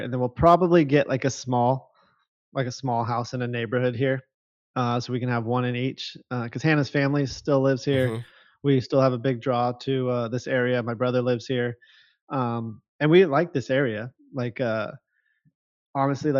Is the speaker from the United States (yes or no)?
yes; Huntington Beach, California, United States; moved away as an adult; growing up in Huntington Beach